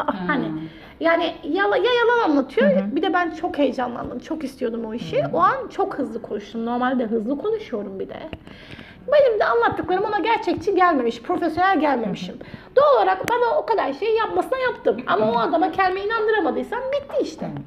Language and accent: Turkish; Turkey; now in South Korea; Bir Türk olarak